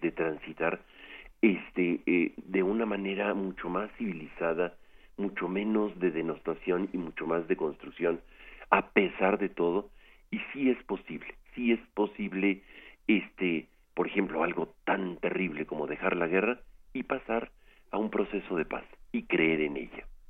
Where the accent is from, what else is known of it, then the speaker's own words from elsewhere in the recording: Mexico; nosotros como mexicanos